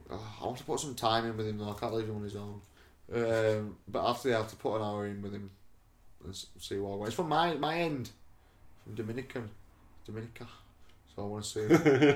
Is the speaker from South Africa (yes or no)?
yes; South Africa; born there; I've got a bit of Irish in me. I was born in South Africa.